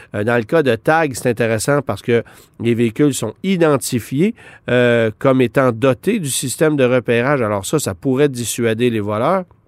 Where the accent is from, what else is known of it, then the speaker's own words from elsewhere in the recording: Quebec, Canada; chez nous, au Québec